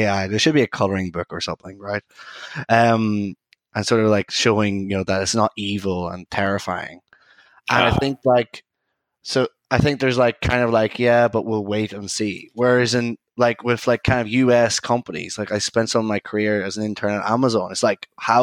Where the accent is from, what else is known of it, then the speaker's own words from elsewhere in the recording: Ireland; now in London, United Kingdom; I'm an Irish data scientist